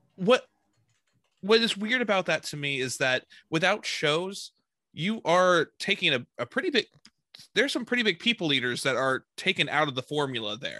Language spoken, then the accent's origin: English; Texas, United States; I'm a Texan